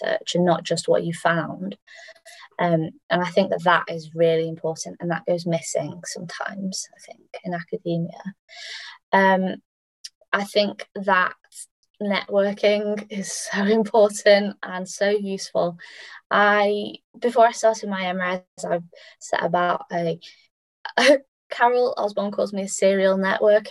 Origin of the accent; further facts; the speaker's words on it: United Kingdom; as British researchers